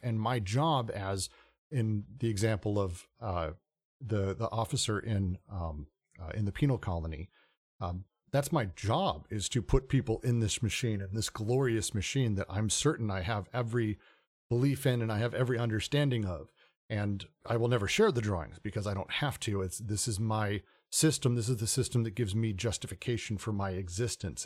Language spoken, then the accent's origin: English; United States; being an American